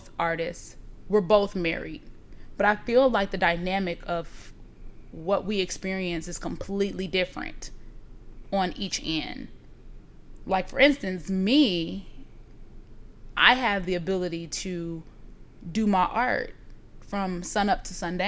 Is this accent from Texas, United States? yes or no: no; Blue Island, Illinois, United States; also born or lived in Harvey, Illinois; I was born in Blue Island